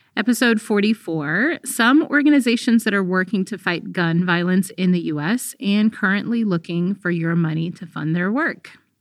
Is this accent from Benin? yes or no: no; Eritrea; now in United States; Actually, I'm a refugee from Eritrea.